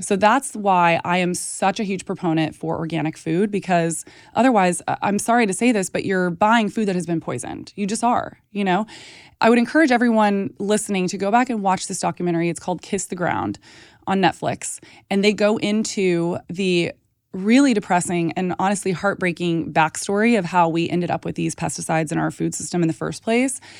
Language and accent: English; Texas, United States; moved away; I grew up in Texas around a ton of ranchers and farmers